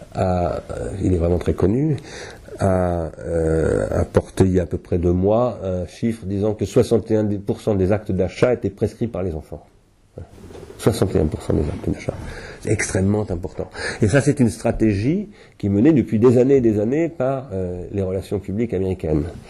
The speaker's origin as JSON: {"language": "French", "town": "Sarcelles", "region": "Île-de-France", "country": "France", "tie": "born or raised there", "said": "quand j'étais petit, moi, j'habitais à Sarcelles"}